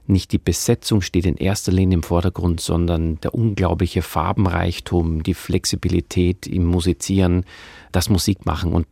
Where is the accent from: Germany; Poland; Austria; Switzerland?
Austria; Steyr, Upper Austria; born there; In Steyr in Oberösterreich.